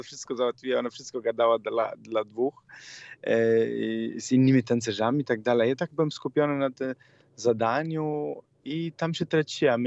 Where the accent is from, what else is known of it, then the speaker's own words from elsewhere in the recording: Italy; Polish is a second language; moved away as an adult; now in Poland; Jako Włoch